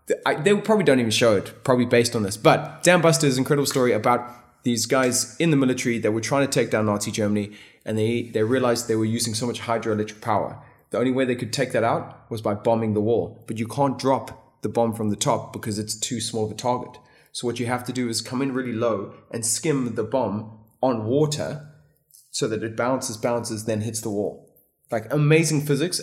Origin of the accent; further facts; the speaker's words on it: Botswana; moved away; also born or lived in South Africa; I grew up in Botswana. I went to school in South Africa.